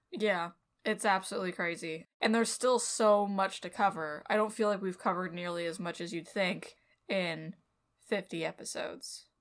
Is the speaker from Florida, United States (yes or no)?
no; Southern California, United States; I'm from Southern California, is where I was raised